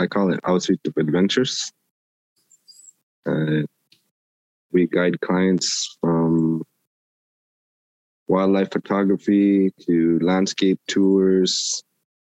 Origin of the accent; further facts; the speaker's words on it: Grise Fiord, Nunavut, Canada; I'm from Greasefjord, 28 years old